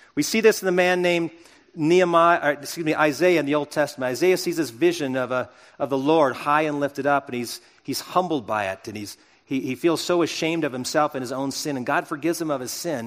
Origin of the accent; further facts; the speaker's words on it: United States; I'm an American